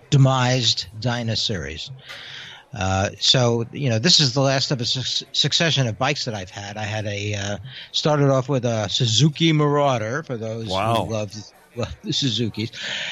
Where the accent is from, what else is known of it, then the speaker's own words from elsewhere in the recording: Mill Valley, California, United States; Mill Valley, California.